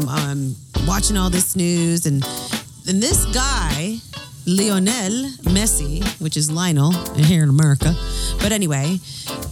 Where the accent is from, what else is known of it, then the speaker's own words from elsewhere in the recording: United States; I'm American